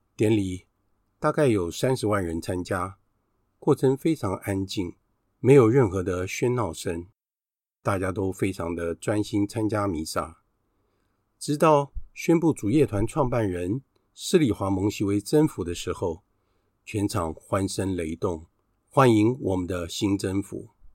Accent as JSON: {"language": "Chinese", "country": "Taiwan", "said": "只有我们两个来自于台湾"}